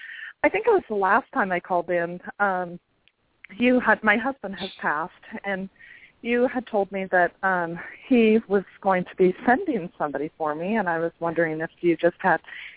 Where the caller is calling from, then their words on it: Spokane, Washington, United States; I'm calling from Spokane.